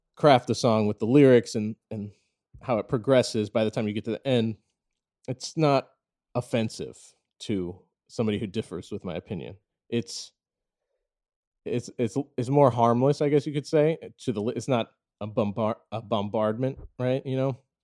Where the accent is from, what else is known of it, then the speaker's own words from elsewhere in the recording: St. Louis, Missouri, United States; I was born and raised in Saint Louis, Missouri